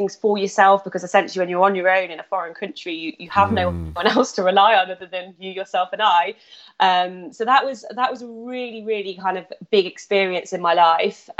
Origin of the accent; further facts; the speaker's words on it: Nottingham, East Midlands, United Kingdom; also born or lived in South of England; I'm from Nottingham, from Robin's Hood. That's where I kind of grew up and spent my childhood.